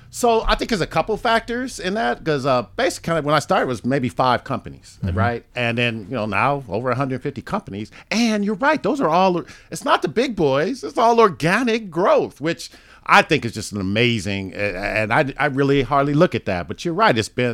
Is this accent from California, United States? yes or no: yes; Los Angeles, California, United States; I'm an L.A. boy.